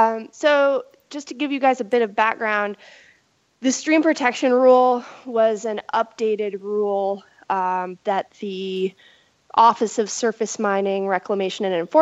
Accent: Washington, United States; moved away as an adult; now in Mills River, United States; I'm originally from Washington State, but I live in Mills River, North Carolina now.

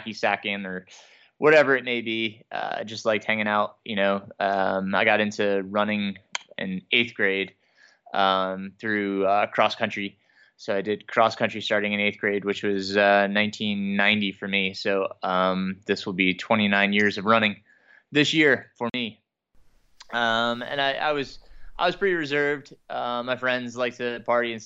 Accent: Middletown, New York, United States; I grew up in Middletown, New York

